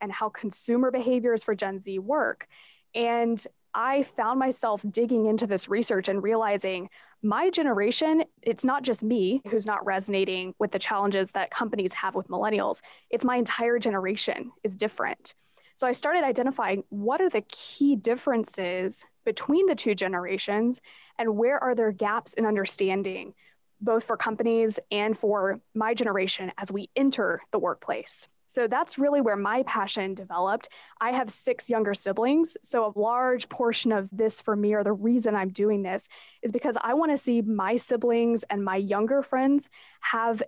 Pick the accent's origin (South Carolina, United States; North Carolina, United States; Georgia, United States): North Carolina, United States; Asheville; a wonderful company here in my hometown of Asheville, North Carolina